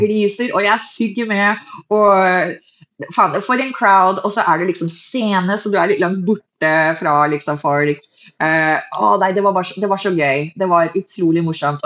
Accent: Hurdal, Akershus, Norway; also born or lived in Fargo, North Dakota / Minnesota; Jeg er en middelklassejente fra Hurdal

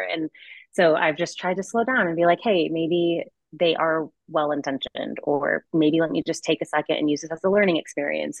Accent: Connecticut, United States; moved away as an adult; now in Boulder, United States; I grew up in Connecticut

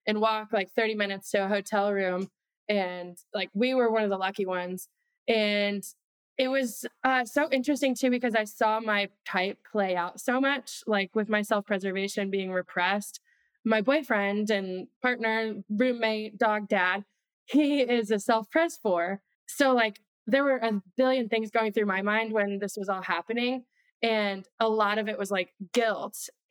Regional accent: Midwest, United States; moved away; I'm from the Midwest.

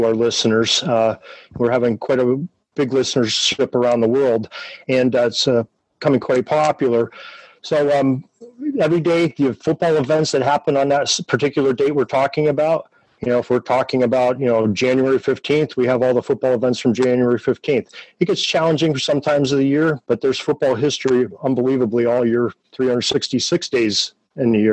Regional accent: Erie, Pennsylvania, United States; my hometown of Erie, Pennsylvania

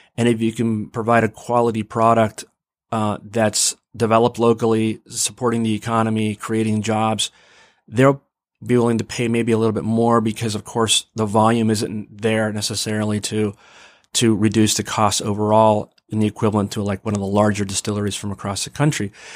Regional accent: Mount Vernon, Ohio, United States; also born or lived in Pittsburgh, Pennsylvania / Massachusetts; I went from inner city Pittsburgh to a tiny little town called Mount Vernon

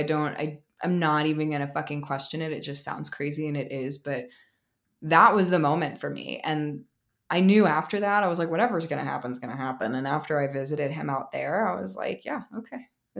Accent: Maryland, United States; also born or lived in New Jersey; I am from New Jersey, and how do I make this short? So I'm from New Jersey. My parents divorced when I was maybe a year old, and I grew up in Maryland with my mom and my stepdad, and I moved back to Jersey in 2010 to go to college.

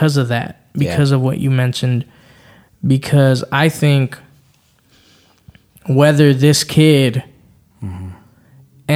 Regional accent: Los Angeles, California, United States; I grew up in LA, right? I grew up in the hood. I grew up in the Crenshaw area

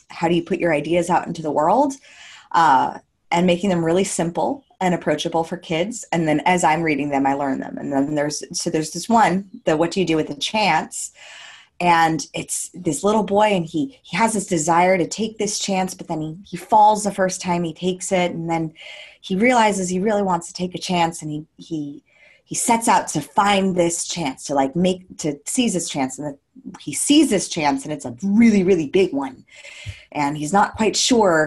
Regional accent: United States; moved away as an adult; now in Gold Coast, Australia; I am actually in the Gold Coast of Australia, but I am from America originally

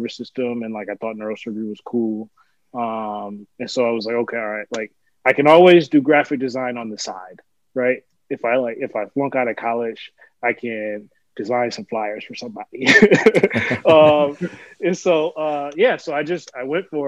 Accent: West Michigan, United States; moved away as an adult; also born or lived in Albion, Michigan; now in Rochester, United States; I originally grew up in Michigan. So born and raised in Michigan. Spent most of my life in West Michigan

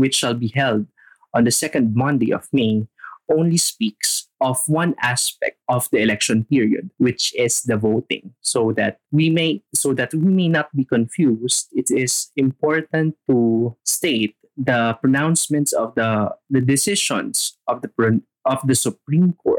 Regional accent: Philippines; our being a Filipino

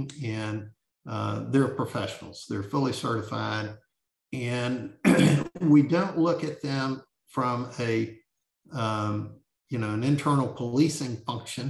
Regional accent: Bentonville, Arkansas, United States; when I was growing up in Bentonville

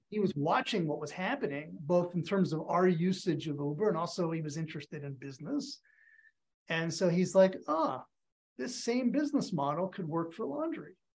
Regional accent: outside of Philadelphia, Pennsylvania, United States; I grew up outside of Philadelphia.

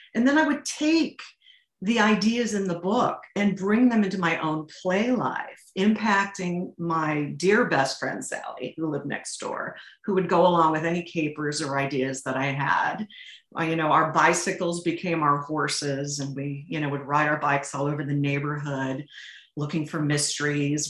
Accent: St. Louis, Missouri, United States; I come from St. Louis, Missouri, which mm. is where Charles Lindbergh's Spirit of St. Louis airplane um, it derived its funding and its name, and my high school was named after

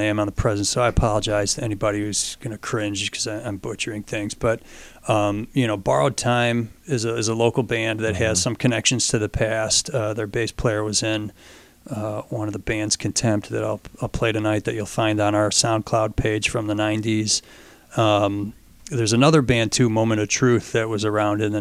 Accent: Fairport, New York, United States; I grew up in Fairport

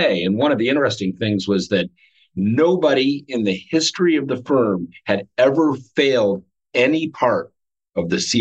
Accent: Cleveland, Ohio, United States; I grew up in Cleveland

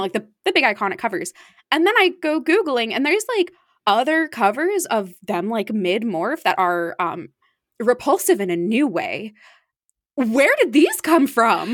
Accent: Arizona, United States; now in East Coast, United States; I grew up in Arizona

